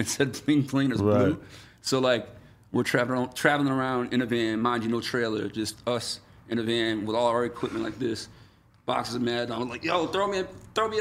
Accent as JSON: {"language": "English", "town": "Geneva", "region": "New York", "country": "United States", "tie": "born or raised there", "also_born_or_lived": "Syracuse", "said": "there weren't venues in my hometown. There was one called Smith Opera House where they'd have like plays and shit, which we ended up playing like years later. But there was a pavilion. Geneva's like right at the tip of Seneca Lake."}